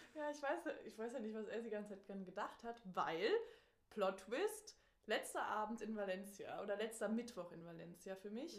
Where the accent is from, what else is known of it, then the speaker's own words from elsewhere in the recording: Germany; ich komme aus Deutschland